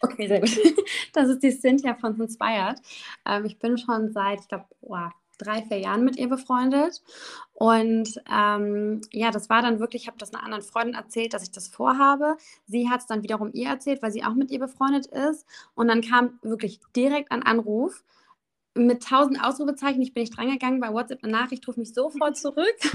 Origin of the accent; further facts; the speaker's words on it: Düsseldorf, North Rhine-Westphalia, Germany; ich komme aus dem wunderschönen Düsseldorf. Ähm, habe auch tatsächlich schon immer hier gewohnt. Also ich habe irgendwie nie diese Stadt verlassen